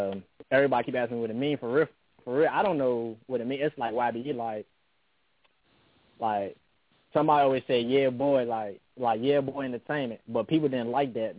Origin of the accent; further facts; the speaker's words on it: Washington, District of Columbia, United States; I was born in Southeast, you hear me? Raised in, around Conator Street